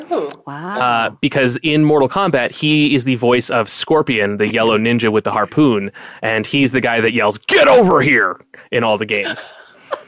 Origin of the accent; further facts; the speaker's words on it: Boston, Massachusetts, United States; now in Phoenix, United States; I grew up in the Boston area